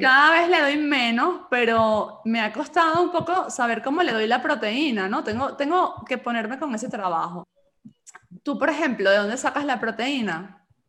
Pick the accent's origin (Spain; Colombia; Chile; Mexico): Spain; Galicia; yo nací en Galicia y aquí somos de leche